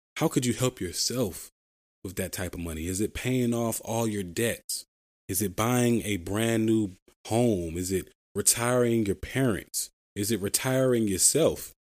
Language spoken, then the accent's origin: English; Philadelphia, Pennsylvania, United States; I'm from Philadelphia, Pennsylvania, the city of brotherly love